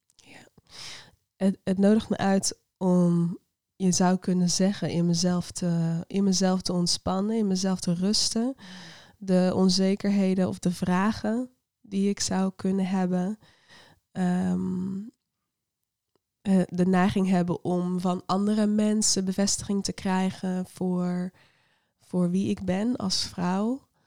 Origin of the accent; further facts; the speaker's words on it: Netherlands; ik voel me echt een Nederlander